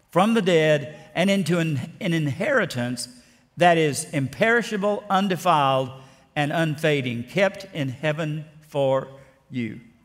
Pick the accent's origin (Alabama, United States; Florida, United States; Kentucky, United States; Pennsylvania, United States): Alabama, United States; South; born or raised there; also born or lived in Ruston, Louisiana